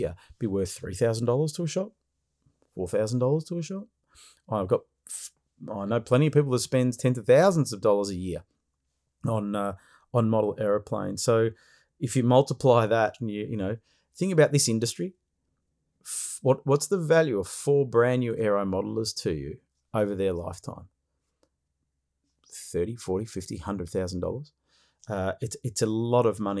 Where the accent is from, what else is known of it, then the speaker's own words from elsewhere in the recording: Victoria, Australia; my home state of Victoria